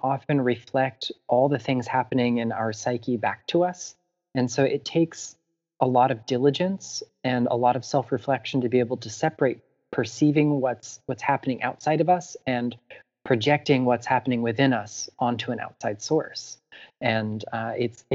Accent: South Florida, United States; in my hometown in South Florida, I live very close to the intracoastal

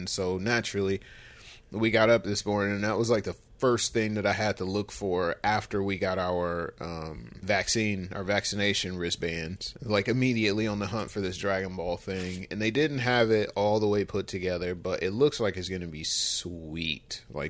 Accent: Michigan, United States; So we are from Michigan, of course, and that's, you know, Eastern Standard Time.

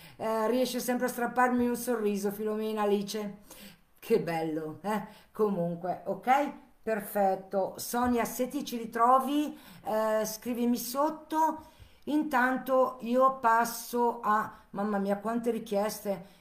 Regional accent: Chiasso, Ticino, Switzerland; io sono di Chiasso, Lugano, Canton Ticino

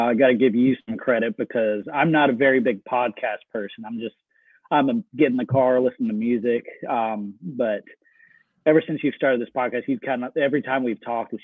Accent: Birmingham, Alabama, United States; moved away as an adult; also born or lived in Penza, Russia; now in Murfreesboro, United States; I've grown up in Birmingham, Alabama. Went through high school there. Just Birmingham is home to me.

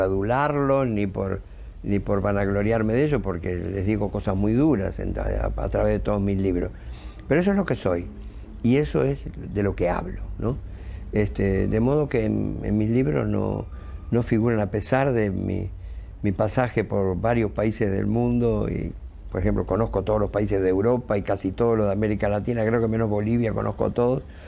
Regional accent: Montevideo, Uruguay; Yo soy un montevideano de clase media

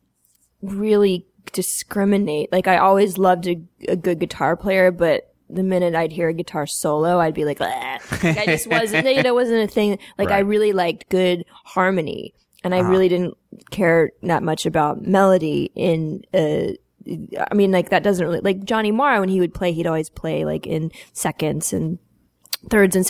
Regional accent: Atlanta, Georgia, United States; I grew up in Atlanta, and I was this kid in the suburbs

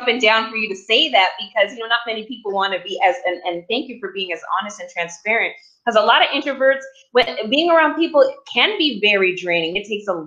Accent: Canada; now in United States; me being a Canadian here now, living in the U.S.

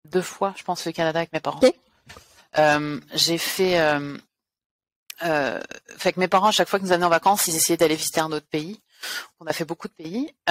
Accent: France; je suis française, d'où l'accent. j'ai j'ai grandi un peu partout parce que mon père était militaire.

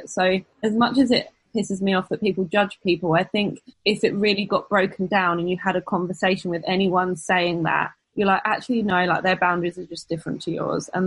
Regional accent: England, United Kingdom; now in United States; We are English and don't historically celebrate Thanksgiving

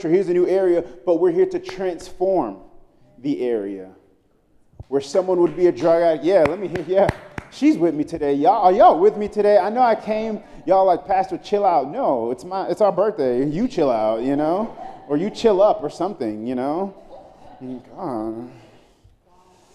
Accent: New York City, New York, United States; moved away; I'm from Brooklyn, New York. I grew up in the 90s.

